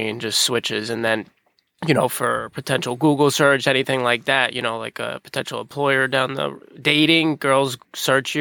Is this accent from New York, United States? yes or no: yes; Long Island, New York, United States; moved away as an adult; also born or lived in Israel; I'm 32 years old, born and raised on Long Island.